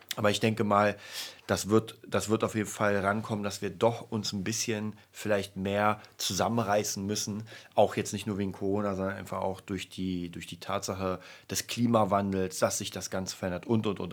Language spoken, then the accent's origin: German; Berlin, Germany; bei uns in Berlin